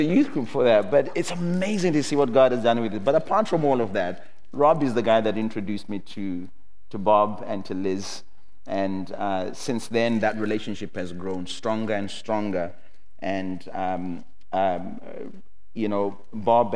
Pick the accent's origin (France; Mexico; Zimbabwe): Zimbabwe; I come from Zimbabwe